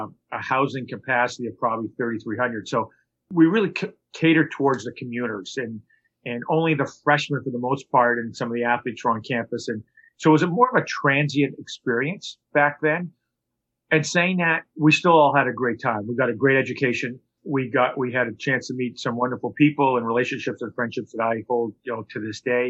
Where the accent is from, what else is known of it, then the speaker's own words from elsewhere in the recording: Montreal, Quebec, Canada; moved away; also born or lived in Toronto, Canada / Boston, United States; I grew up in Montreal and Toronto